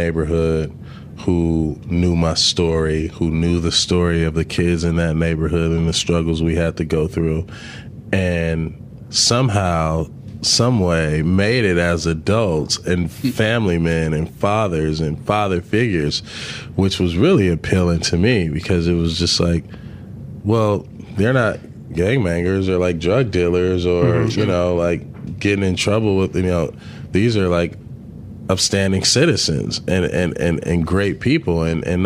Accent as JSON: {"language": "English", "town": "Los Angeles", "region": "California", "country": "United States", "tie": "born or raised there", "said": "growing up in South Central"}